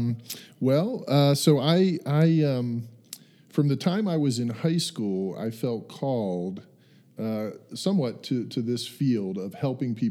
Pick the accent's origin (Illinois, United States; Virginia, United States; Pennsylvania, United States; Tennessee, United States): Pennsylvania, United States; York; I grew up in Pennsylvania, York